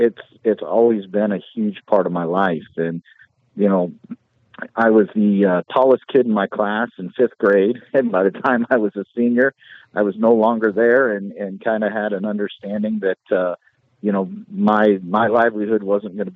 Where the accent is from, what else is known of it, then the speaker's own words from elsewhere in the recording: Hamilton, New York, United States; moved away as an adult; also born or lived in Blair, Nebraska; now in Maryville, United States; Grew up, all my family, everybody's from that area, all from about two or three counties in upstate New York, and grew up my entire, childhood there. Graduated from Hamilton Central High School